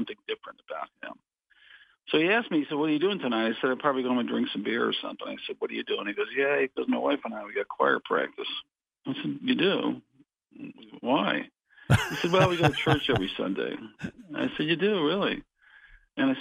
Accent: Connecticut, United States; moved away as an adult; also born or lived in Southern California; now in Rockford, United States; I grew up in Connecticut

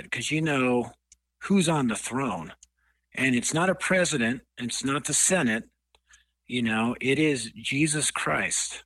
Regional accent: Denver, Colorado, United States; It's true in Denver, Colorado, where I was raised. I was raised in a place called North Denver.

